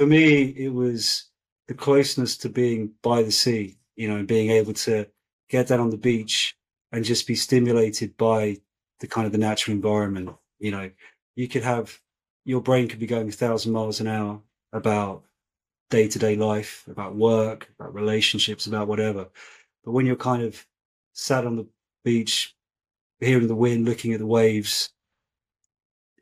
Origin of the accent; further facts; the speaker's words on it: Brighton, South East England, United Kingdom; I grew up in a place called Brighton